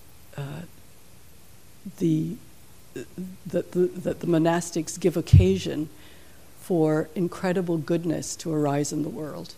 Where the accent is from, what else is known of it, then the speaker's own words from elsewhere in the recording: Jamaica; moved away; I'm from Jamaica